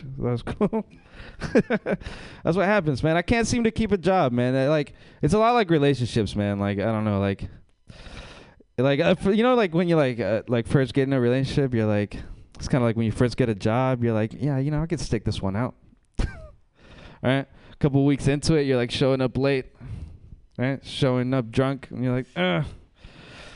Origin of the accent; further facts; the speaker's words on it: Mexico; moved away; I'm from Mexico